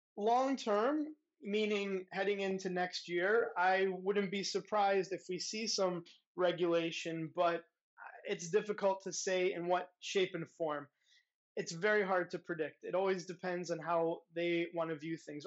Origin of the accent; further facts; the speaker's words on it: United States; now in Europe; I'm an American